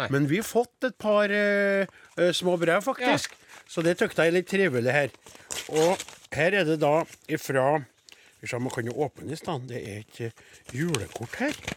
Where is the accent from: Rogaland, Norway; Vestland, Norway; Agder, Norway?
Vestland, Norway; Jeg kommer tre mil fra Bergen.